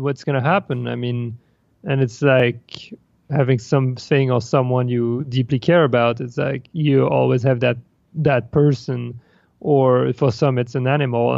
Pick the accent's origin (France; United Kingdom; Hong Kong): France; moved away as an adult; also born or lived in Paris; now in New York, United States; I come from France and was raised and like kind of formatted to either become an engineer